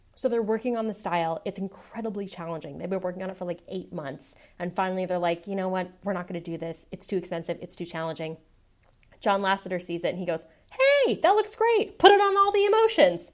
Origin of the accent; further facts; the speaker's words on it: Seattle, Washington, United States; moved away as an adult; now in San Francisco, United States; I was born and raised in Seattle. I was there until I was eighteen, and then I went away to college.